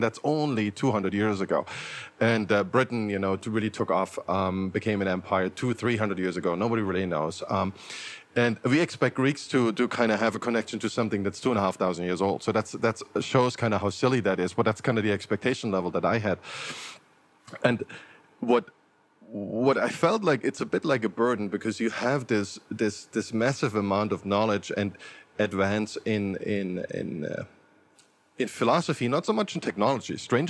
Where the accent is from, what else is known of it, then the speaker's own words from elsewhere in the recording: Germany; I grew up in Germany, so extreme nationalism in Germany